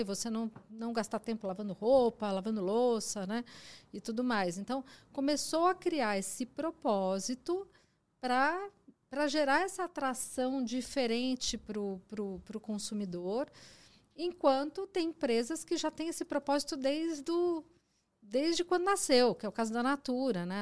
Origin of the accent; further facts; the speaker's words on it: Mogi das Cruzes, São Paulo, Brazil; eu sou de Mogi das Cruzes